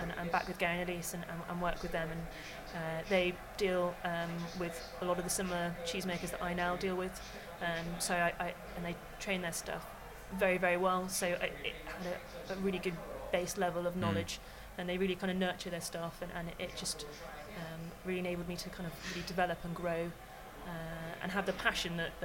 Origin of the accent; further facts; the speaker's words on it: Tavistock, South West England, United Kingdom; my hometown of Tavistock, which is down in Devon